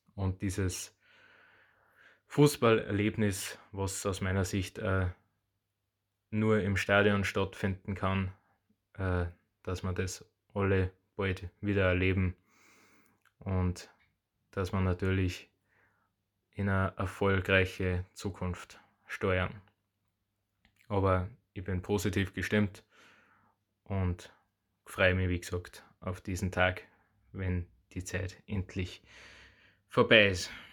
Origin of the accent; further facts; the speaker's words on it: Upper Austria, Austria; ich komme aus Oberösterreich